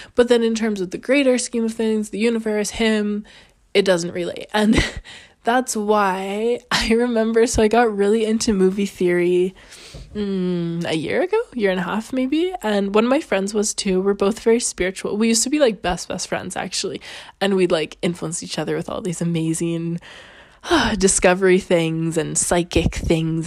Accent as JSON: {"language": "English", "country": "Canada", "moved": "yes", "lives_now": "Italy", "said": "I'm Canadian."}